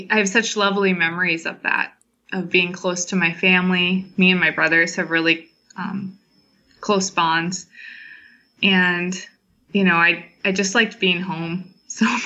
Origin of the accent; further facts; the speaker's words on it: Cameroon; moved away as an adult; now in Madison, United States; Yeah, so I am originally from Cameroon in West Africa. I grew up there most of the time. I was there until I was 18. Um, and then I moved to Wisconsin and have been in Wisconsin ever since, actually in Madison.